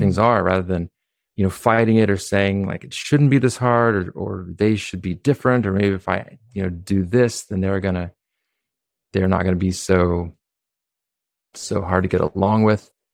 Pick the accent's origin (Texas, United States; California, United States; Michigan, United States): California, United States; Humboldt County; now in Philadelphia, United States; I was born in California